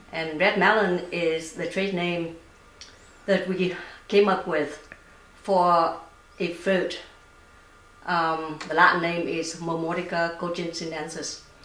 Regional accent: Vietnam; moved away; I grew up in Vietnam

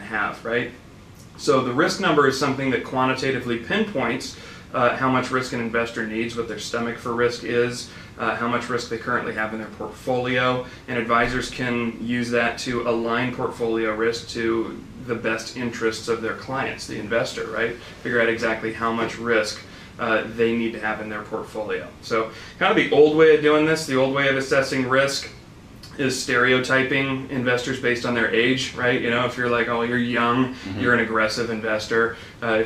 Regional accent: Sacramento, California, United States; also born or lived in Bay Area / Roseville; I'm a Sacramento guy, pretty much born and raised

